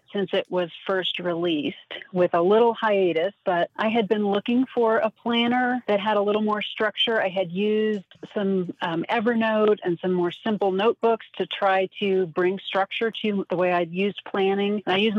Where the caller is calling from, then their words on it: Denver, Colorado, United States; I am calling from Denver, Colorado.